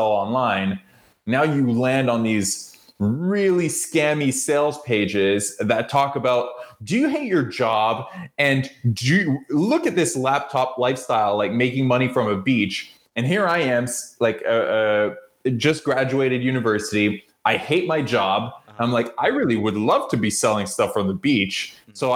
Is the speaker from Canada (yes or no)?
yes; Toronto, Ontario, Canada; I grew up in Canada and Toronto.